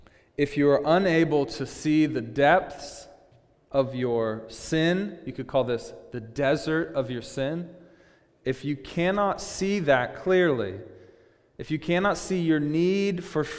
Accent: Seattle, Washington, United States; we're from Seattle

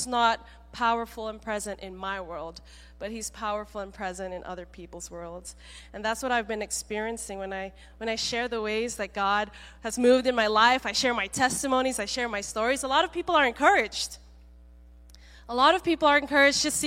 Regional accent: Malaysia; now in Seattle, United States; I grew up mainly in Malaysia, coming here in to Seattle

